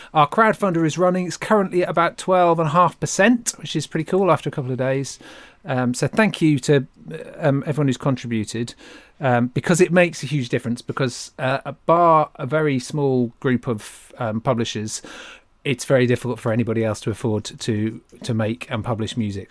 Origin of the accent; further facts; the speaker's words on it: Great Yarmouth, East of England, United Kingdom; I grew up in Great Yarmouth